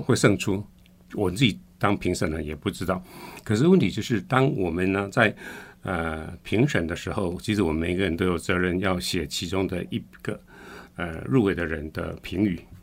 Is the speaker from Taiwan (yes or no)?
yes; Tainan, Taiwan; 我是台南来的